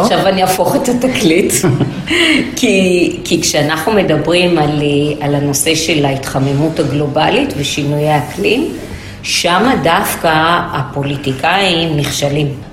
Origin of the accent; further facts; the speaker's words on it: Haifa, Haifa District, Israel; אני גדלתי בוואדי שיח בחיפה